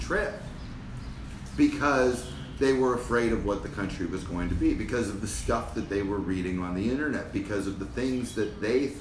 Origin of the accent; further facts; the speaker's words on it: United States; I'm from America